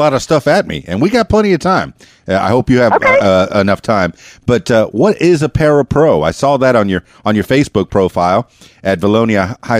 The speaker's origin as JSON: {"language": "English", "town": "Miami", "region": "Florida", "country": "United States", "also_born_or_lived": "Fort Lauderdale, Florida", "moved": "yes", "said": "I'm from Miami, Florida. And back then, in Fort Lauderdale, I went to high school there"}